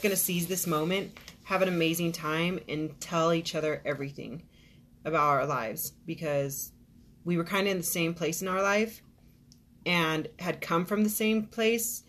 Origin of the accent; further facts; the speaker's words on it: Arizona, United States; I'm from Arizona, so 16 years